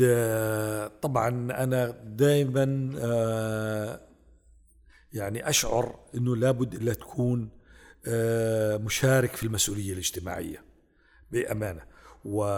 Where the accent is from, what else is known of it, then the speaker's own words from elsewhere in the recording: Saudi Arabia; حنا كسعوديين